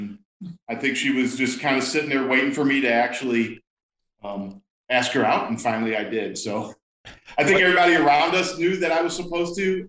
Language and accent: English; Missouri, United States; moved away as an adult; also born or lived in Virginia / Illinois; We came from Virginia was the last place we came before we got here. Now I grew up in Missouri, so it was nice to actually come back.